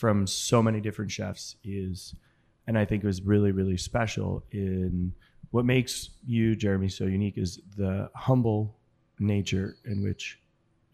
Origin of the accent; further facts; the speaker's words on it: New England, United States; I grew up in New England